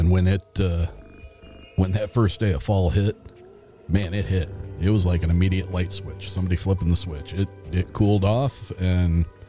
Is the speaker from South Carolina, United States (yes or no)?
no; Indiana, United States; my home state in Indiana.